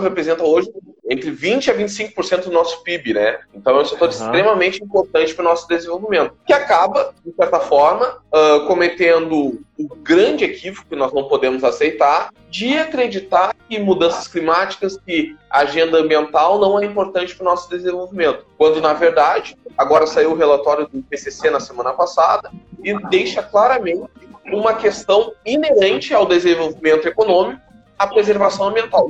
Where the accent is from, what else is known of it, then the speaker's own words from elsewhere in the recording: Porto Alegre, Rio Grande do Sul, Brazil; Sou de Porto Alegre